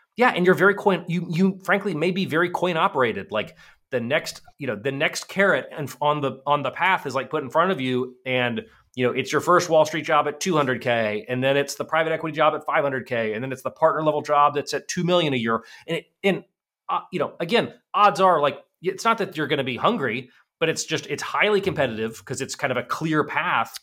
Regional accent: Virginia, United States; my hometown in Virginia

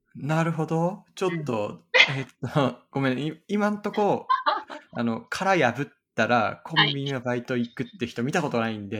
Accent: Aomori, Japan; 僕はね、青森なんですけえ、ど

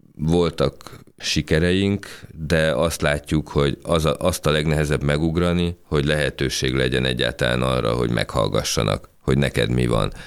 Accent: Hungary; mi magyarok vagyunk

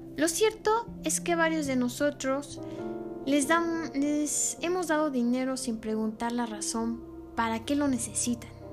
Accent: Mexico; nosotros como humanos, como mexicanos

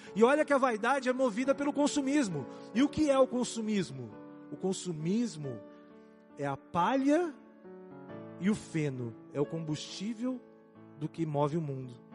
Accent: Brazil; nós somos brasileiros

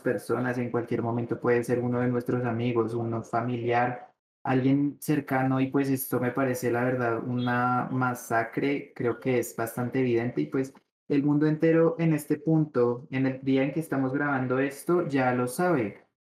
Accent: Colombia; Nosotros como colombianos

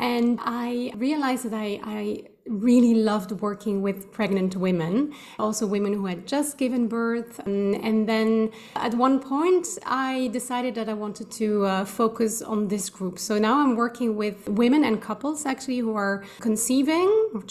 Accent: Belgium; moved away as an adult; also born or lived in Switzerland; now in Amsterdam, Netherlands; I'm Belgian. I've left my home country a long time ago, about 13 years ago.

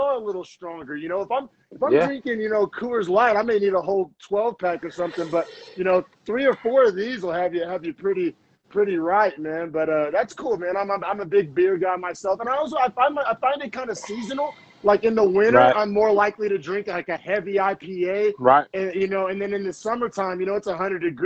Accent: Norman, Oklahoma, United States; moved away as an adult; now in San Jose, United States; I grew up in Norman, Oklahoma

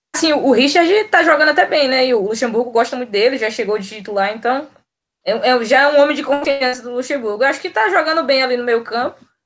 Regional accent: Jacobina, Bahia, Brazil; direto de Jacobina, na Bahia esse sotaque meio diferente

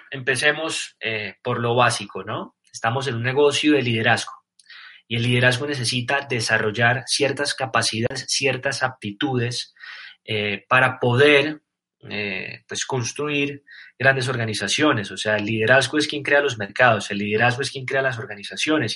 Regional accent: Colombia; no soy argentino, soy colombiano

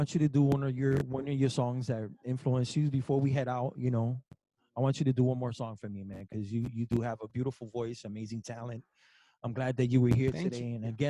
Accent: New Jersey, United States; I'm from the East Coast, so I grew up in Jersey.

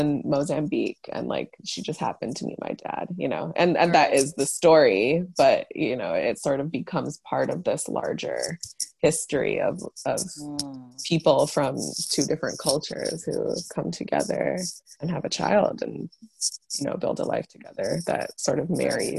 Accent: Chicago, Illinois, United States; also born or lived in Africa; oh, I was born in Africa, but I grew up in Chicago, but my dad still lives there because my parents split up.

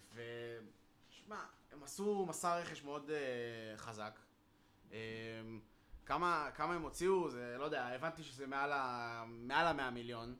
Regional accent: Israel; אמרתי להם שאני יהודי מישראל, שאני ממוצא פולני

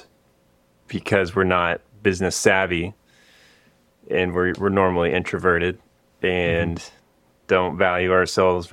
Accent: Austin, Texas, United States; I grew up in Austin, Texas, and then I went to school at Texas Tech

